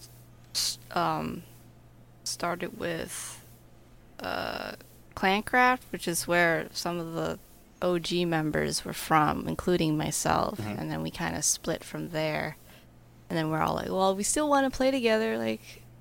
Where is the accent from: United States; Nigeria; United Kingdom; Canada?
United States; I'm from America